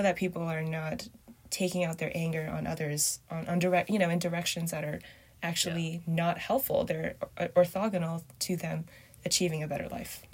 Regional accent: Canada; also born or lived in Binzhou, Shandong, China / Beijing, China / Montreal, Canada; grew up in Canada

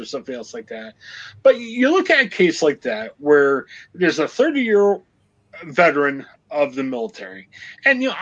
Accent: Stark County, Ohio, United States; also born or lived in Cleveland, Ohio; I grew up in Stark County

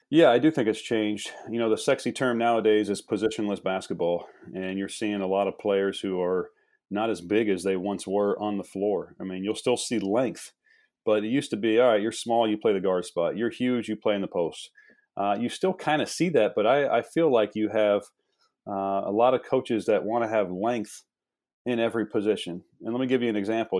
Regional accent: Midwest, United States; moved away; also born or lived in East Coast; I'm from the Midwest

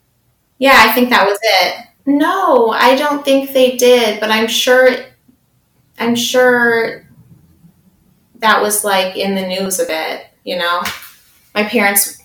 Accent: central Illinois, United States; also born or lived in Canada / Australia; normal-ish, central Illinois upbringing

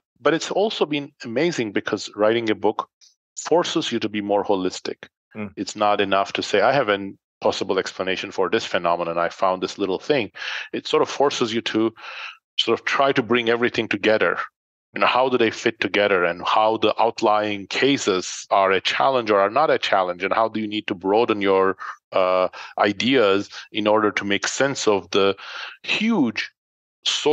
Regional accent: Turkey; moved away as an adult; also born or lived in York, United Kingdom / London, United Kingdom; now in United States; when I was a teenager, actually, growing up in Turkey

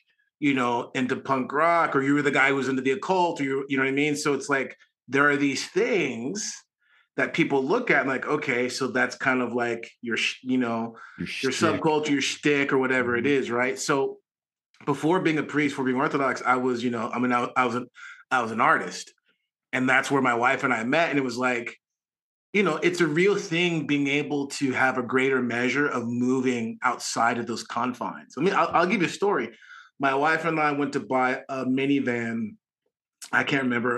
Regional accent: Garden Grove, California, United States; I'm from Garden Grove

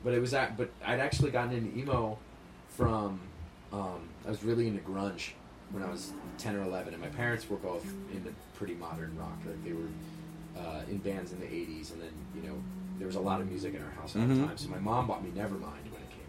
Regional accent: Cherry Hill, New Jersey, United States; I grew up in New Jersey. I grew up in a town called Cherry Hill. It's maybe like 15, 20 minutes outside of Philadelphia.

